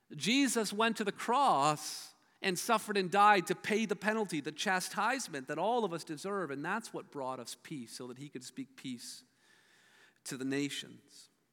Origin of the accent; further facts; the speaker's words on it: Hamilton, Ontario, Canada; I grew up in Steeltown and Hamilton.